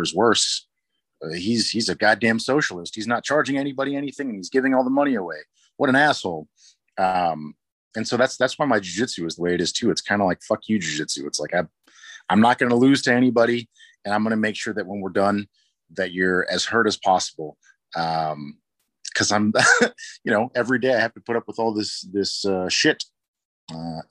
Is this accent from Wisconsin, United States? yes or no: no; San Jose, California, United States; now in Portland, United States; I grew up in San Jose